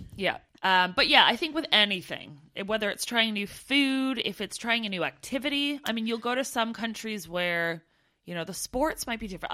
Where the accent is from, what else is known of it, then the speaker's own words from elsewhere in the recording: Canada; now in United Kingdom; being a, an expat over here in the U K, and one of my pet peeves was meeting other Canadians